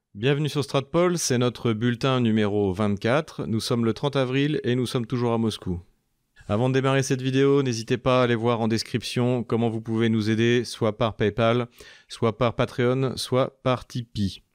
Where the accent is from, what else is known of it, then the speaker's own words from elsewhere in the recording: France; en tant que Français